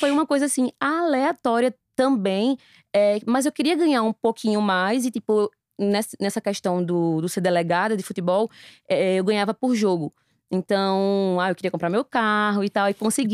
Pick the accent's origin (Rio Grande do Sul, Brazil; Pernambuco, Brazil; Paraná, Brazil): Pernambuco, Brazil; Recife; Eu tenho 32 anos, sou recifense.